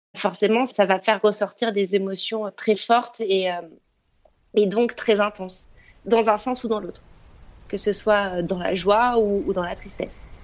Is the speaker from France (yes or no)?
yes; Briançon, Provence-Alpes-Côte d'Azur, France; also born or lived in near Lyon; now in Lyon, France; je suis née à Briançon, dans les montagnes